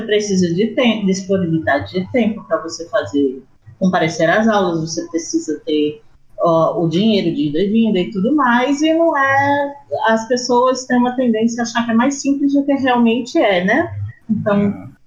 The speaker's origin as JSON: {"language": "Portuguese", "town": "Brasília", "region": "Federal District", "country": "Brazil", "said": "Não, eu sou brasiliense"}